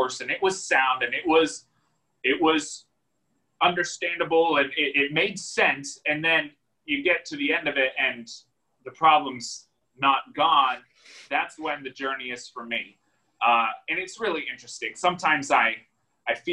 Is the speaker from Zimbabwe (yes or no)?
no; United States; as Americans